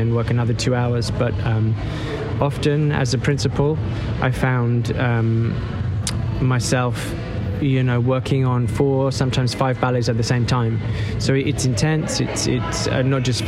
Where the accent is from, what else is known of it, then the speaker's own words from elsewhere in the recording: Dartford, South East England, United Kingdom; also born or lived in Bromley; I was born in Bromley and then I was brought up in Kent near Dartford